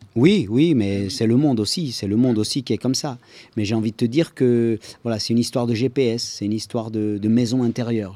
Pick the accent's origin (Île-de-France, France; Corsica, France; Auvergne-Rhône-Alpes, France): Corsica, France; Je viens de Corse